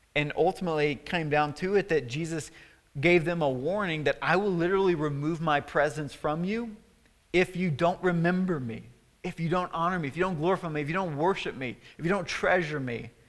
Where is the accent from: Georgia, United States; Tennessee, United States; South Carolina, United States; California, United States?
Tennessee, United States; my hometown in Tennessee, where I'm from